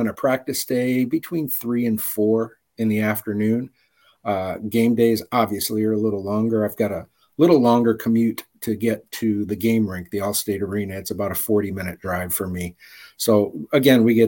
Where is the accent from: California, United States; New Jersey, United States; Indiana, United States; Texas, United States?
Indiana, United States; Highland; also born or lived in Detroit, Michigan; now in Chicago area, United States; I was born and raised in Highland, Indiana, which is right over the border.